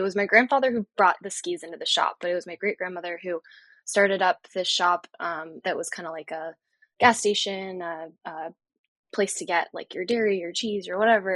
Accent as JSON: {"language": "English", "town": "Littleton", "region": "New Hampshire", "country": "United States", "tie": "born or raised there", "moved": "as an adult", "lives_now": "San Diego, United States", "said": "It's Littleton, New Hampshire, tiny town, population like 5,000 when I was growing up"}